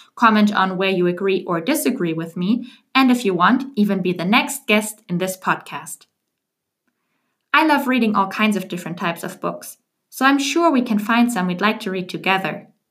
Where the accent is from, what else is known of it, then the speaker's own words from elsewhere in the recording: Germany; English is a second language; moved away as an adult; also born or lived in Paris / Washington, D.C. / Geneva; now in Amsterdam, Netherlands; I was born and raised in Germany, but the last couple of years I moved around a lot.